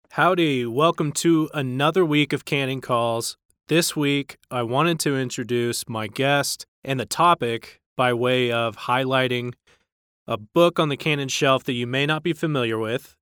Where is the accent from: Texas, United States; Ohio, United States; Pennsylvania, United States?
Texas, United States; North; I grew up in North Texas